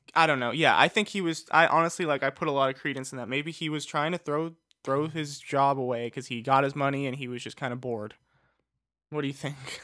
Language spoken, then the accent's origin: English; Los Angeles, California, United States; I'm from Los Angeles